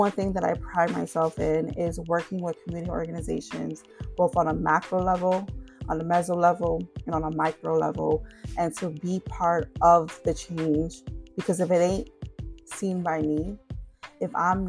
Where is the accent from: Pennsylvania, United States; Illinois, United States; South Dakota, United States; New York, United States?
New York, United States; New York City; first language Spanish; I am born and raised in New York City, South Bronx